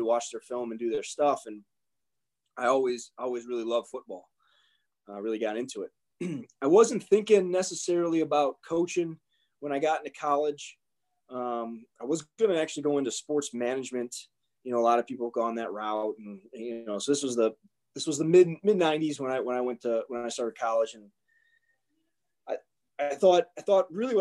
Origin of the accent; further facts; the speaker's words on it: Bensenville, Illinois, United States; I grew up in Bensonville, Illinois